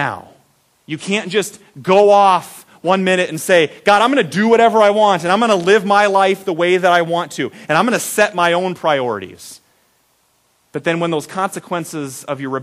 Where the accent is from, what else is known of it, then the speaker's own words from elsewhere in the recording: Iowa, United States; we're from Iowa